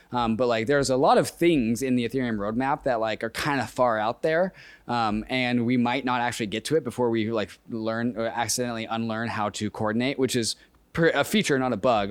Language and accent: English; Seattle, Washington, United States; Seattle's my hometown